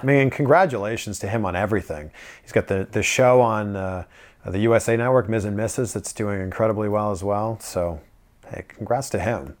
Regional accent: Pickering, Ontario, Canada; moved away as an adult; also born or lived in Toronto / Vancouver; now in South Florida, United States; my hometown in Pickering, living at my parents' house

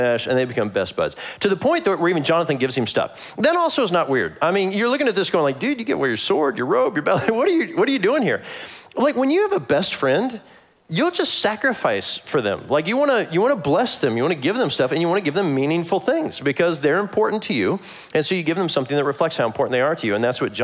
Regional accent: Kansas City, Missouri, United States; moved away; I'm from Kansas City

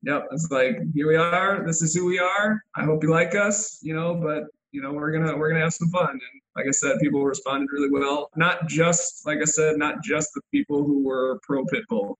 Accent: Illinois, United States; moved away as an adult; also born or lived in Winona, Minnesota; now in Rochester, United States; I grew up in Illinois

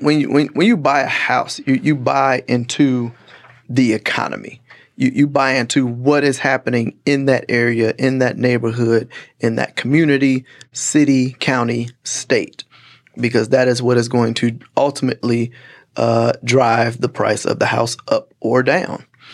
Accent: Gary, Indiana, United States; now in Texas, United States; the city where I'm from Gary, Indiana.

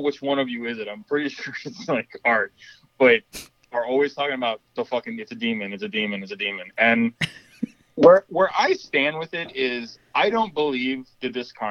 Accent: Miami, Florida, United States; moved away; I'm from Miami originally. So I grew up with Cubans and Santeria and all that bullshit.

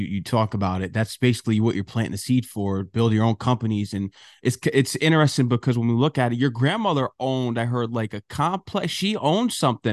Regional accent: Norwalk, Connecticut, United States; moved away; I'm from Connecticut originally. I grew up in South Norwalk

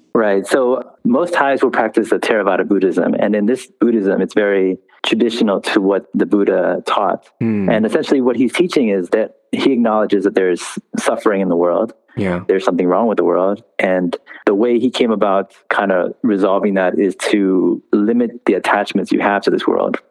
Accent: United States; I actually grew up here in the States.

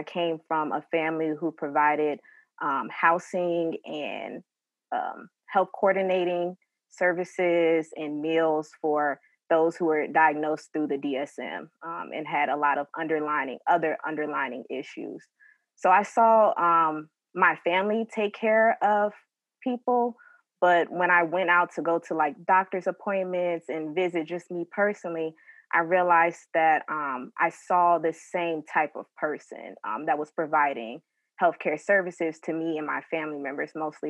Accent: Richmond, Virginia, United States; moved away as an adult; now in Atlanta, United States; I'm originally from Richmond, Virginia. I moved to Atlanta 2 years now.

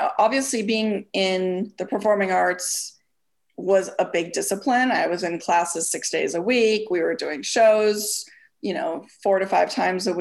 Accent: Minneapolis, Minnesota, United States; moved away as an adult; I was born and raised in Minneapolis, Minnesota. And I lived there until pretty much till graduated high school.

